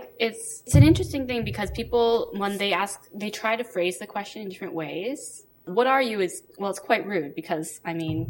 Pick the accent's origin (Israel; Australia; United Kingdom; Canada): Canada; New Westminster, British Columbia; I personally was born in New Westminster.